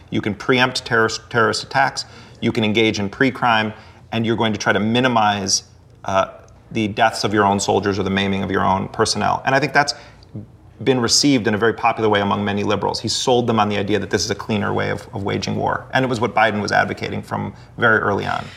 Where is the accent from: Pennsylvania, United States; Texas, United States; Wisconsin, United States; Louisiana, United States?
Wisconsin, United States; Milwaukee; born or raised there; moved away as an adult